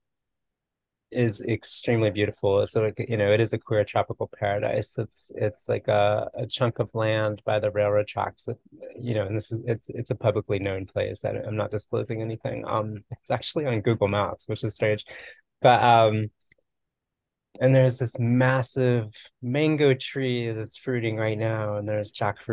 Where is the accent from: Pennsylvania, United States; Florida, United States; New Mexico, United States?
Florida, United States; moved away as an adult; also born or lived in Bay Area, California; Like my childhood experience of growing up in Florida was a sense of like great isolation. I lived in like a small in a suburban town north of Miami